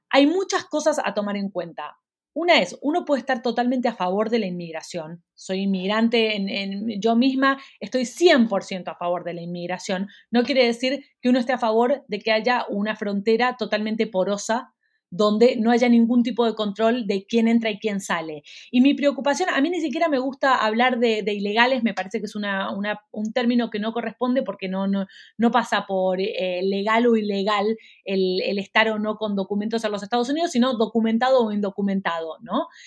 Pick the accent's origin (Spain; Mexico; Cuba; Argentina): Argentina; now in Miami, United States; Argentina, que es, mi país de origen